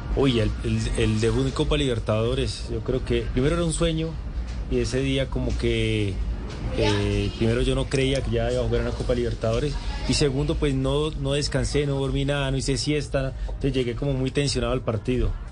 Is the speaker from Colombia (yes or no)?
yes; Cúcuta, Norte de Santander, Colombia; also born or lived in Toledo, Norte de Santander; desde muy niño, desde cuando llegué de Toledo a Cúcuta